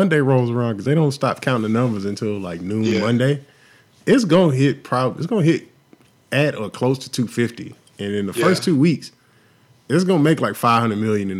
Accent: Houston, Texas, United States; cause I grew up in Houston around a bunch of Nigerians and Koreans and Vietnamese people and shit.

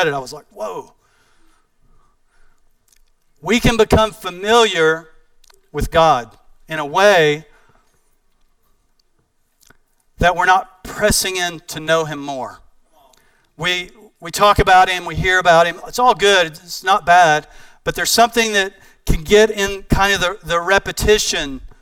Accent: East Texas, United States; I'm from East Texas

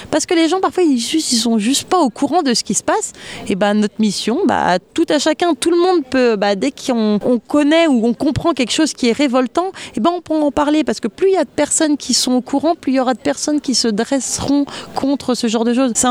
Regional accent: France; du coup, bah comme je suis française, je me suis dit bah, je vais déjà protéger les animaux qu'il y a dans mon pays.

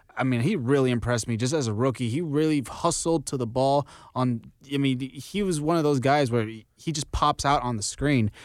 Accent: Texas, United States; now in Oklahoma, United States; I am from Texas

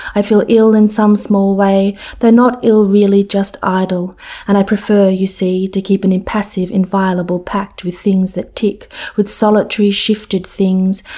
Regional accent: Sydney, New South Wales, Australia; moved away as an adult; also born or lived in Cambridge; I grew up in Sydney

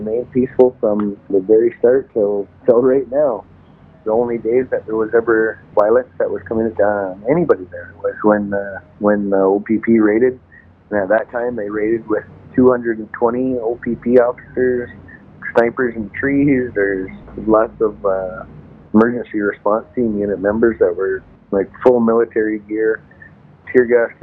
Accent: Six Nations of the Grand River, Ontario, Canada; from Six Nations, Grand River

